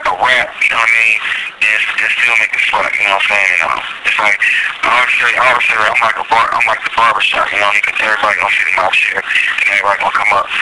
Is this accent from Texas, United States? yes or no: no; Bay Area, California, United States; also born or lived in Baltimore, Maryland / San Jose / Oakland; I was born in Baltimore, Maryland, and raised in the Bay Area.